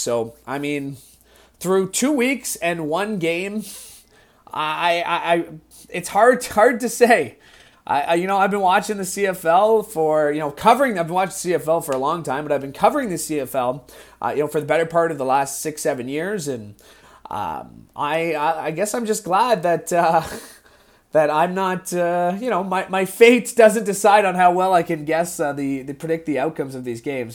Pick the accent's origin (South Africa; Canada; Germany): Canada; Niagara, Ontario; growing up in Niagara